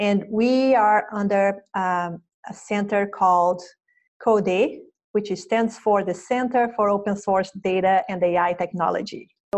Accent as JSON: {"language": "English", "country": "Brazil", "moved": "as an adult", "lives_now": "San Francisco, United States", "said": "When I moved from Brazil to San Francisco."}